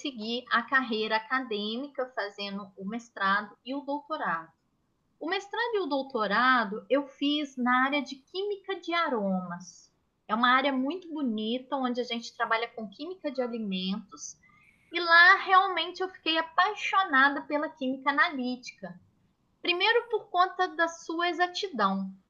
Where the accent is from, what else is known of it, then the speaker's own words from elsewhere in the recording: Minas Gerais, Brazil; moved away; em Minas Gerais, que eu sou mineira